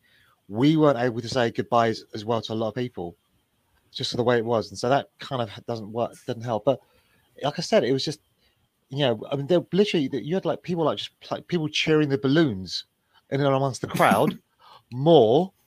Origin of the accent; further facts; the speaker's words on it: England, United Kingdom; We are the English